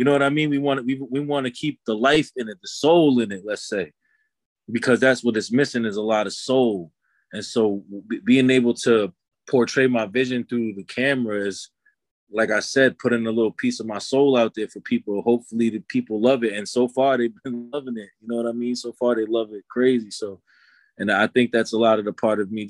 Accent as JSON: {"language": "English", "town": "New York City", "region": "New York", "country": "United States", "tie": "born or raised there", "also_born_or_lived": "Long Island, New York", "said": "I was raised in the Bronx and in Long Island for most of my youth"}